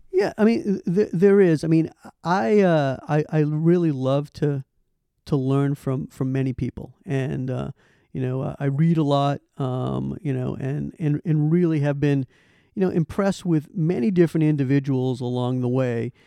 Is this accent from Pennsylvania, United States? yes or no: no; Boston, Massachusetts, United States; moved away as an adult; I'm a originally from Boston. Big, grew up with the Celtics